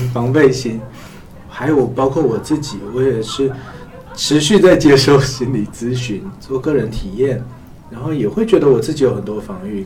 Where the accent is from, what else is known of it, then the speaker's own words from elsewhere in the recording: China; 我们中国人